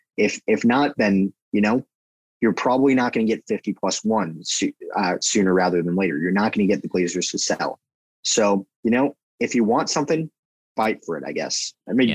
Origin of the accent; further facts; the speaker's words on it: United States; I'm an American